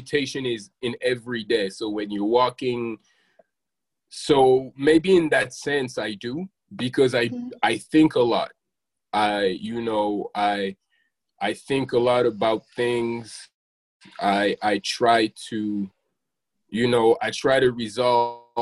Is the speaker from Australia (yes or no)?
no; France; moved away; I grew up in France